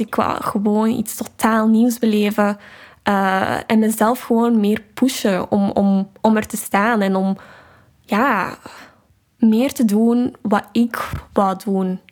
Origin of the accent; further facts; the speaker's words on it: Vilvoorde, Flanders, Belgium; moved away as an adult; now in Amsterdam, Netherlands; Ik ben 22 jaar en ik kom uit Vilvoorde, een gemeente dicht bij Brussel